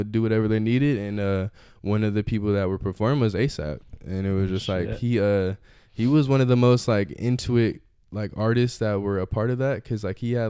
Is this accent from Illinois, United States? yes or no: yes; Chicago, Illinois, United States; now in Modesto, United States; a friend from Chicago where I'm originally from